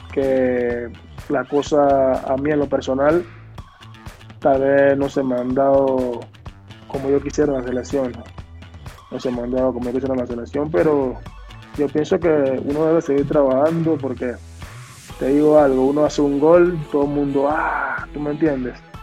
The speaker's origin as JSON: {"language": "Spanish", "country": "Panama", "said": "nosotros los panameños"}